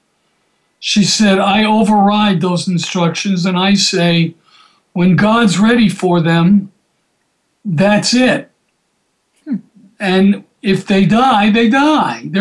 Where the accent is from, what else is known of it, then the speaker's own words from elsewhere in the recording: Atlanta, Georgia, United States; I grew up in Atlanta